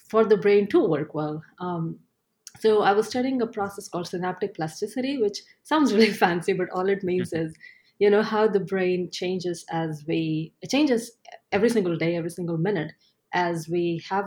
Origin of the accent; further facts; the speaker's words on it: Ahmedabad, Gujarat, India; moved away as an adult; now in New York, United States; I grew up in a city called Ahmedabad, which is in the western part of the country.